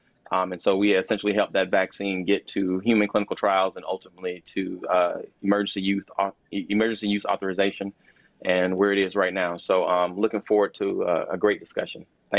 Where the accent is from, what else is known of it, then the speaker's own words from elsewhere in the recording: Alabama, United States; now in Maryland, United States; I'm a veterinary pathologist and infectious disease researcher at the National Institutes of Health. I'm originally from Alabama. But I'm in Maryland now